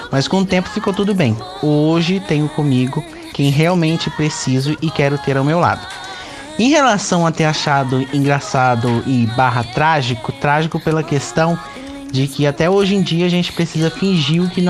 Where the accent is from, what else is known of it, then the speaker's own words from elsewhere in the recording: Linhares, Espírito Santo, Brazil; tenho 23 anos, nasci e cresci em Linhares, onde eu vivo também atualmente.